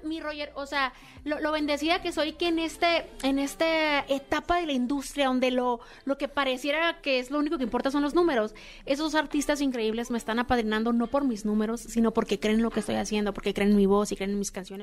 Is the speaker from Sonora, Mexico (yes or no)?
yes; San Luis Río Colorado, Sonora, Mexico; moved away as an adult; now in Mexico City, Mexico; Yo soy de San Luis Río Colorado